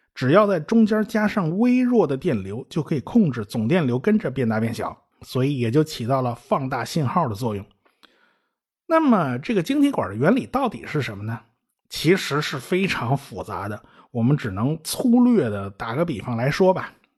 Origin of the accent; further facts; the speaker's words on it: China; 我们中国人